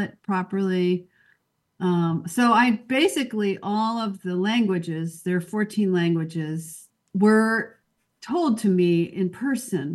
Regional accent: Midwest, United States; also born or lived in Washington Heights, New York City; now in New York City, United States; I grew up in the Midwest and in a pretty, you know, not very diverse area.

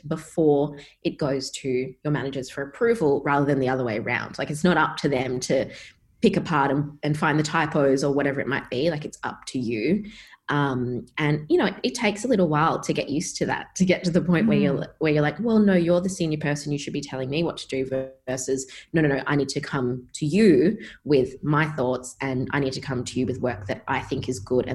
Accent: Perth, Western Australia, Australia; moved away; Growing up in Perth

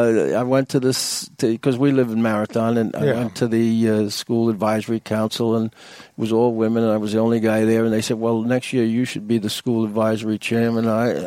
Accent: Long Island, New York, United States; moved away as an adult; we came from Long Island in New York

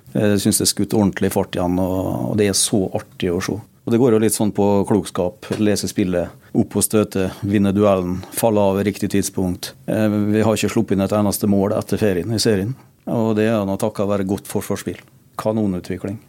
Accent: Norway; Jeg er jo født og oppvokst ute i Eurosen

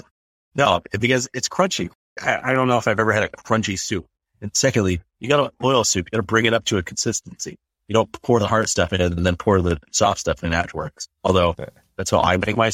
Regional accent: northern British Columbia, Canada; moved away as an adult; also born or lived in Calgary, Alberta; now in Whitby, Canada; I grew up in a small town in northern British Columbia. We had 4,500 people in my hometown

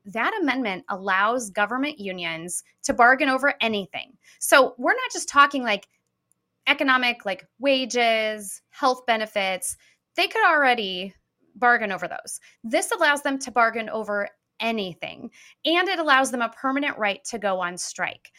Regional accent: Peoria, Illinois, United States; I'm from Peoria originally

